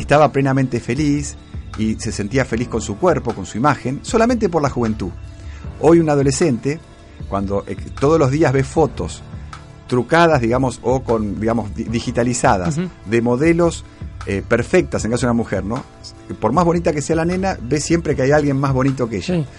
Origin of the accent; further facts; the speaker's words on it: Argentina; vivimos en un hermoso país